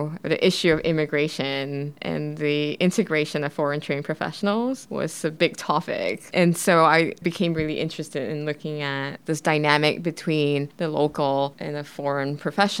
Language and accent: English; Singapore; moved away; I'm originally from Singapore